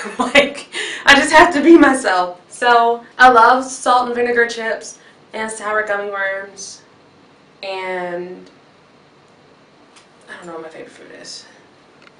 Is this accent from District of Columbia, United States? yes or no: no; Chicago, Illinois, United States; I'm from Chicago, Illinois.